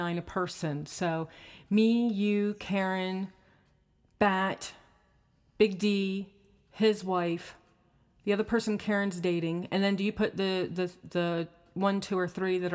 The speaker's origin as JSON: {"language": "English", "region": "Maryland", "country": "United States", "said": "I'm from Maryland"}